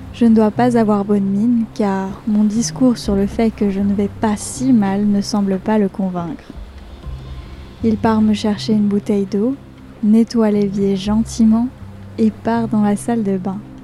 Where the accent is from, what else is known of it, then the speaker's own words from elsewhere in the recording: Savoie, Auvergne-Rhône-Alpes, France; moved away; je suis chez moi, en Savoie